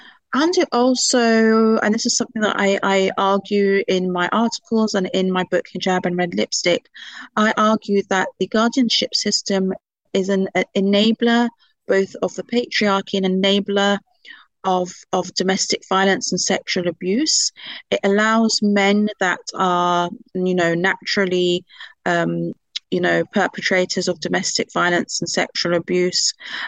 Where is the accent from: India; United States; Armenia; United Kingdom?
United Kingdom; seen on my card that I'm British and seen my father's name.